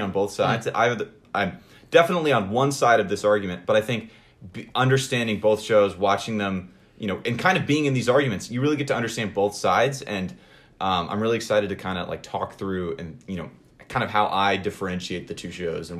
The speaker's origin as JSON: {"language": "English", "region": "Northern California", "country": "United States", "tie": "born or raised there", "moved": "as an adult", "lives_now": "Washington, D.C., United States", "said": "I'm originally from Northern California, born and raised Californian"}